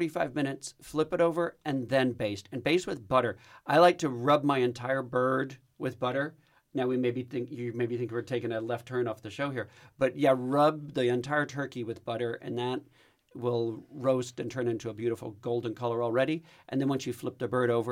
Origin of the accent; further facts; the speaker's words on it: Texas, United States; I'm Texan.